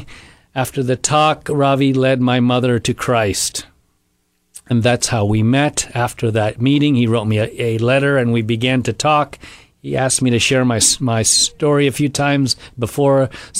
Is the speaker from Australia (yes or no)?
no; India; moved away; We were in India, my home country.